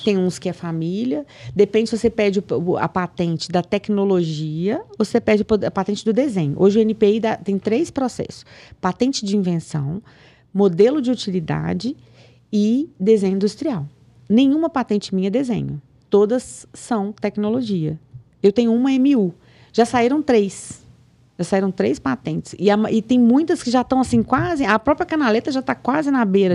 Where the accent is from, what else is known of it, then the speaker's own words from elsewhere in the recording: Piracema, Minas Gerais, Brazil; now in Belo Horizonte, Brazil; eu sou de Piracema, do interior de Minas, 120 quilômetros daqui